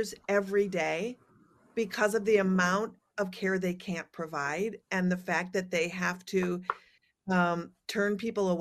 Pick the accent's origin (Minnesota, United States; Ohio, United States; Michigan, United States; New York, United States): Minnesota, United States; I'm a Scandinavian from Minnesota